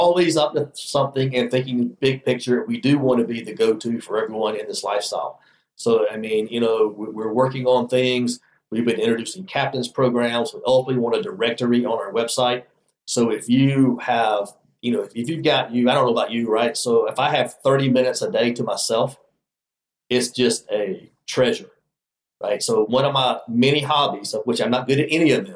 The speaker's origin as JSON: {"language": "English", "region": "Alabama", "country": "United States", "tie": "born or raised there", "said": "I grew up in Alabama"}